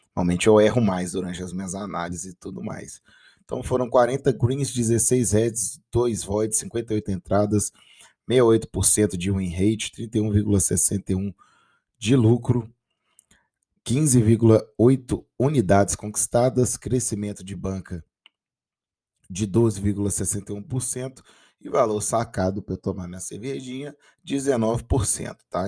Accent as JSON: {"language": "Portuguese", "region": "Minas Gerais", "country": "Brazil", "said": "minha terrinha"}